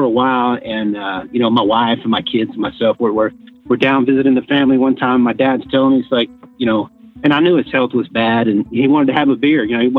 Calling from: San Antonio, Texas, United States; San Antonio, Texas.

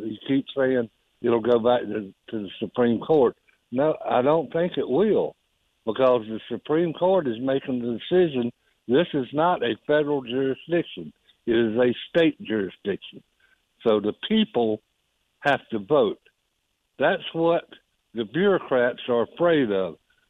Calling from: Hartsville, United States; from Hartsville. How you doing?

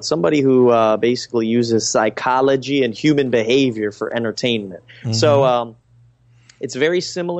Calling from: Atlantic City, New Jersey, United States; Right now I'm in Atlantic City, New Jersey.

